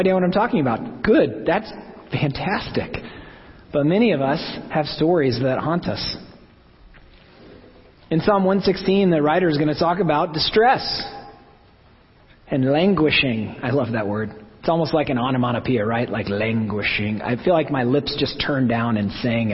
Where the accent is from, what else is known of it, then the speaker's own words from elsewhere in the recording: Oklahoma, United States; I'm from Oklahoma